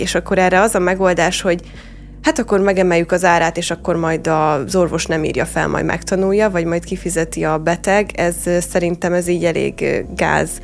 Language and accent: Hungarian; Hungary; mint magyar ember